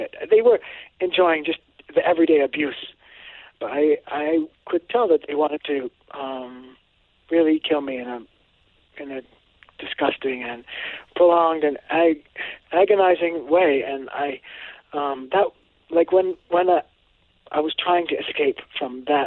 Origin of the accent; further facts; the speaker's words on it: Cambridge, Massachusetts, United States; also born or lived in Woodstock, Vermont; I grew up in Cambridge, Massachusetts, and Woodstock, Vermont.